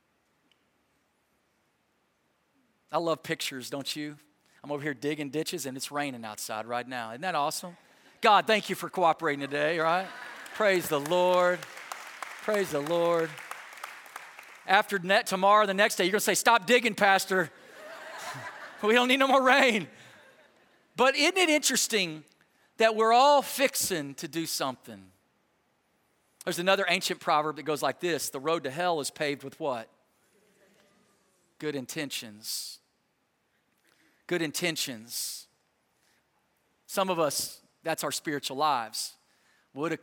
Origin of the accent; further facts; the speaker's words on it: Texas, United States; I grew up in Texas